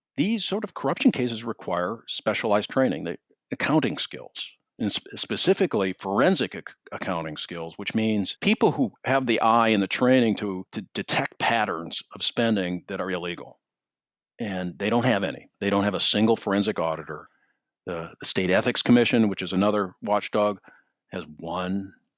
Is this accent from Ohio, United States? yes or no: no; Minneapolis, Minnesota, United States; moved away; I grew up in Minneapolis